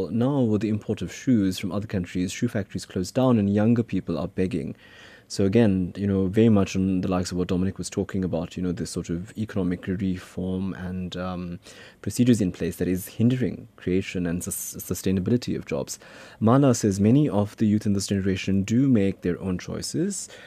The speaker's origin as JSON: {"language": "English", "town": "Phoenix", "region": "KwaZulu-Natal", "country": "South Africa", "said": "and when I say I'm from Phoenix, more especially, um, with our Indian origin people who live outside of Phoenix, they assume that I'm supposed to talk in a certain way"}